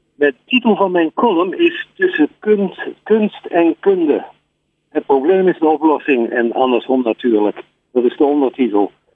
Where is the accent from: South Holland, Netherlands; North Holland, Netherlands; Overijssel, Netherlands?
North Holland, Netherlands; Amsterdam; ik kom uit Amsterdam